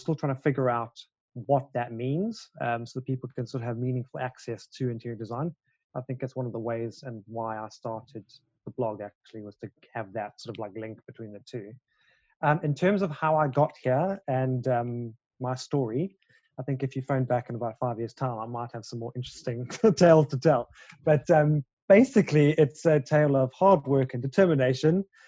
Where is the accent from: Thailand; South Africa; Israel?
South Africa; now in London, United Kingdom; I am a South African-born interior designer living and working in London.